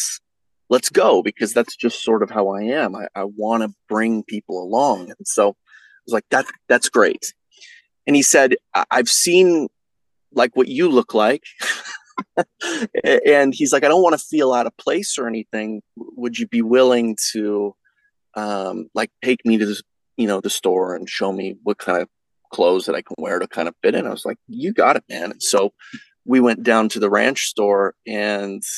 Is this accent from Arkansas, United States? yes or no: no; Texas, United States; now in Idaho, United States; I grew up in it. I'm from Texas. I live in Idaho right now